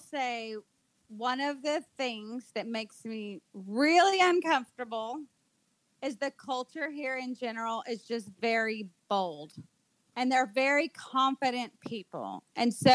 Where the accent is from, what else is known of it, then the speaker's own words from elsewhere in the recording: United States; moved away as an adult; now in Dominican Republic; here in the DR, as an American missionary